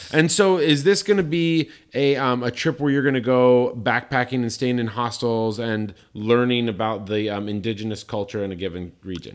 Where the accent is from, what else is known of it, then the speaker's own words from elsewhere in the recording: Colorado Springs, Colorado, United States; I grew up in Colorado Springs, Colorado, biggest evangelical Christian population on the planet